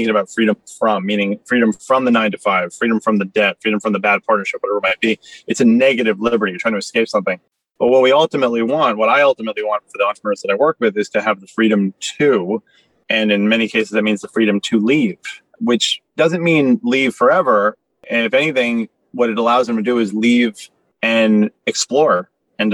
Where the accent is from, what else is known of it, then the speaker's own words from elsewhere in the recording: New York City, New York, United States; I grew up in Soho in Manhattan